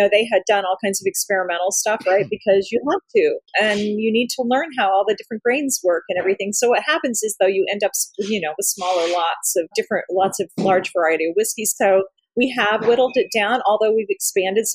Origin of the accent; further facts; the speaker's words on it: Bloomington, Indiana, United States; moved away; also born or lived in Columbus, Indiana; I was born and raised in Bloomington